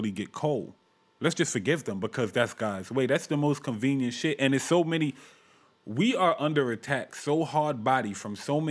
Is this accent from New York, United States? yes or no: yes; New York City, New York, United States; My parents is from Brooklyn. I'm from Brooklyn.